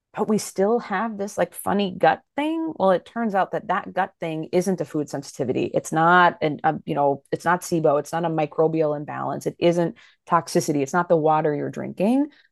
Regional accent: Fargo, North Dakota, United States; now in Minneapolis, United States; I grew up in Fargo, North Dakota. I still live in the Midwest. I'm in Minneapolis, Minnesota now.

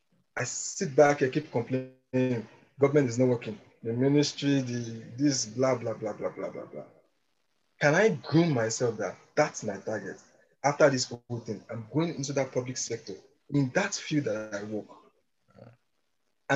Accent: Nigeria; moved away as an adult; now in United Kingdom; I see myself as an ambassador of Nigeria

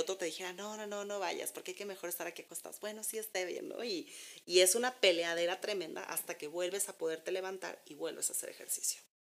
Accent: Mexico; nosotros como mexicanos

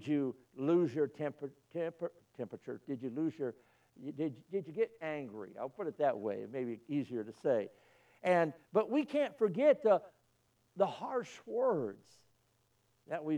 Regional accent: Illinois, United States; moved away; I was born in Illinois

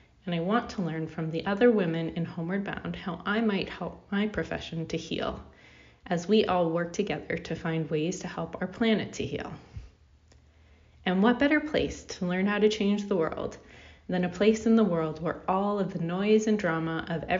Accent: Canada; I'm a Canadian veterinarian

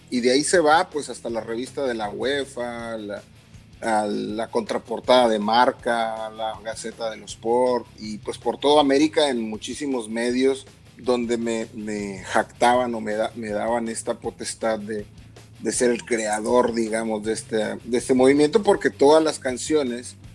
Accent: Monterrey, Nuevo León, Mexico; yo llevaba el club de Rayados de Monterrey de donde soy originario.

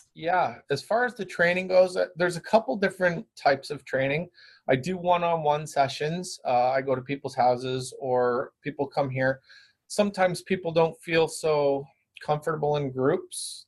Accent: Brantford, Ontario, Canada; now in Guelph, Canada; I actually live in Guelph. I grew up in Brantford

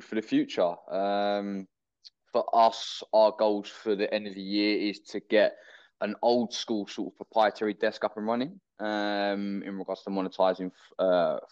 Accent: United Kingdom; originally from the UK

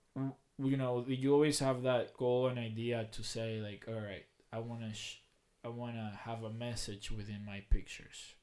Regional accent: Dominican Republic; now in Lebanon, United States; the city I grew up at in Dominican Republic

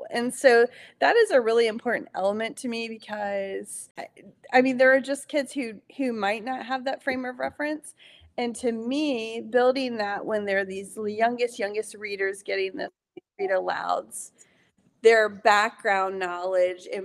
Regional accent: Eastern North Carolina, United States; moved away; we grew up in Eastern North Carolina

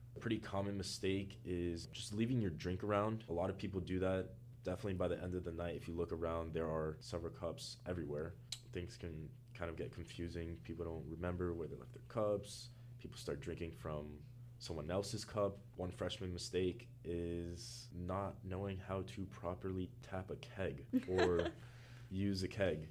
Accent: Miami, Florida, United States; moved away as an adult; now in New York, United States; I am from Miami, Florida

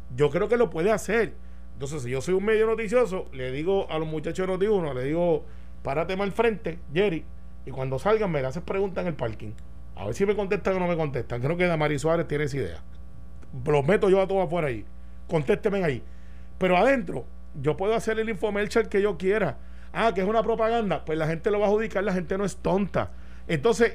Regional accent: Puerto Rico; como buen puertorriqueño

